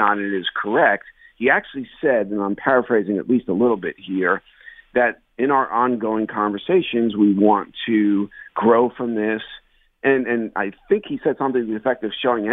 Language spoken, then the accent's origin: English; New Jersey, United States; I grew up in New Jersey